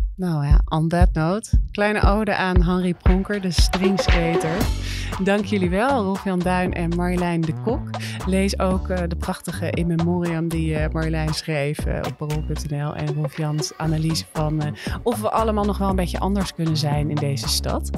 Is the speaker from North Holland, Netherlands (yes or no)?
yes; Amsterdam, North Holland, Netherlands; als Amsterdammers